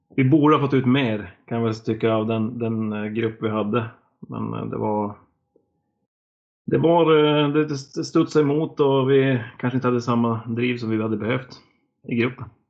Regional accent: Norrland, Sweden; moved away as an adult; also born or lived in Blekinge; som norrlänning kommer ner till Blekinge

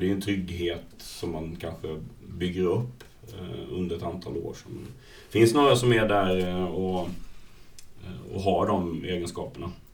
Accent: Falkenberg, Halland County, Sweden; moved away; jag är ju från Falkenberg från början

